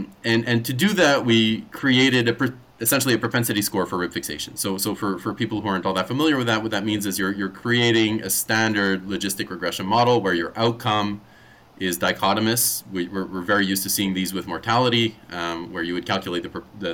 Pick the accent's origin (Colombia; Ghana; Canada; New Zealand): Canada; Montreal, Quebec; moved away as an adult; also born or lived in Toronto; now in Sherbrooke, Canada; Born and raised in Montreal, trained at McGill, then in Sherbrooke, then in Toronto